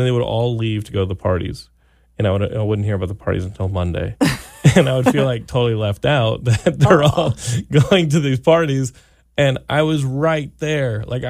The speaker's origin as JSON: {"language": "English", "region": "Texas", "country": "United States", "tie": "born or raised there", "said": "I grew up in Texas, of course, and they all have big trucks"}